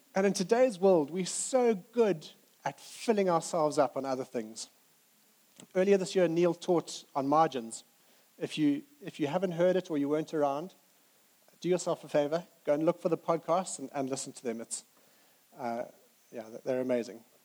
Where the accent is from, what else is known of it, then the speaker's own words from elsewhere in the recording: Zimbabwe; moved away as an adult; now in United Kingdom; we grew up in Zimbabwe